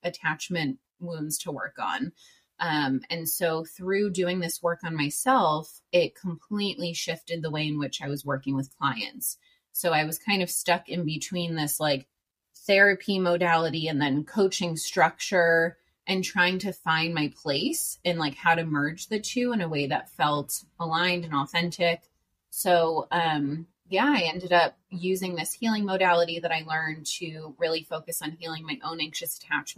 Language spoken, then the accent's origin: English; New York, United States; moved away as an adult; also born or lived in Worcester, Massachusetts; now in San Diego, United States; I'm from New York. I moved to San Diego, California in August 2019, so almost 4 years now